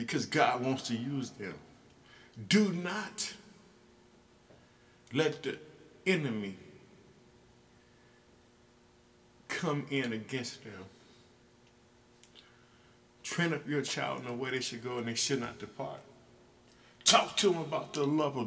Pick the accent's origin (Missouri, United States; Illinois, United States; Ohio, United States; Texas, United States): Illinois, United States; my home state in the United States, Illinois